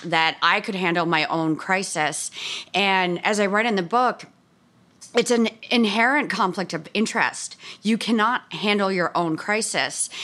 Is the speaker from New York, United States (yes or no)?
yes; Bronxville, New York, United States; I'm from Bronx, Hill, New York, uh, you know, a suburb thirty minutes north of New York City